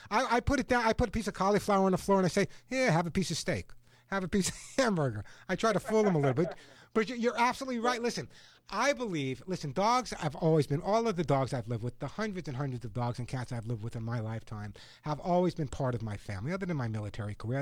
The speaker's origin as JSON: {"language": "English", "area": "Long Island", "region": "New York", "country": "United States", "tie": "born or raised there", "said": "When I was a kid, I grew up on Long Island"}